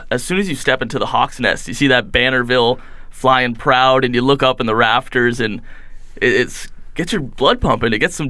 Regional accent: Windsor, Ontario, Canada; moved away as an adult; Windsor, Ontario, right from the southern tip.

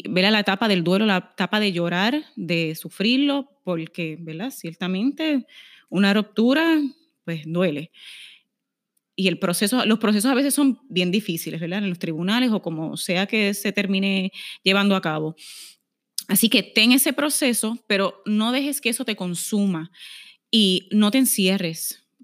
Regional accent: Aguadilla, Puerto Rico; tengo 39 añitos, soy de Aguadilla

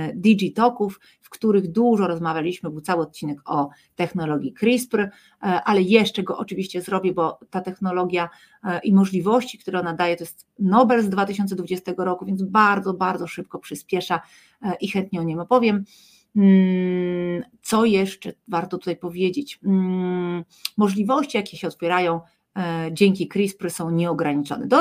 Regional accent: Poland; my z Polski

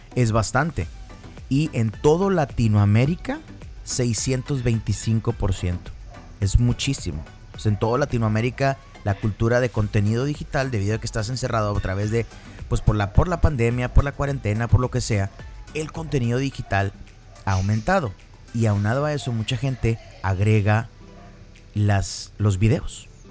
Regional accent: Piedras Negras, Coahuila, Mexico; soy de Piedras Negras, Coahuila. Yo nací en México.

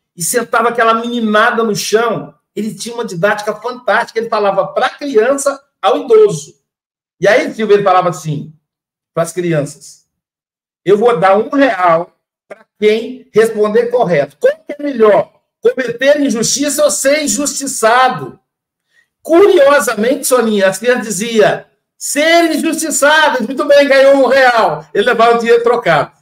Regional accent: Espírito Santo, Brazil; sou lá do Espírito Santo

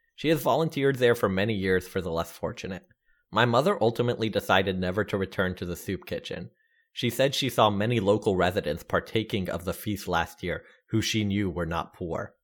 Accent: the South, United States; growing up in the South

